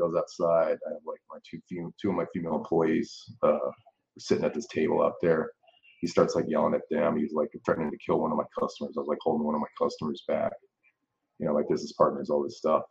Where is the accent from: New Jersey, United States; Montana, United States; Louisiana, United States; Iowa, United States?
Louisiana, United States; New Orleans; I'm from New Orleans, Louisiana. I'm born and raised here.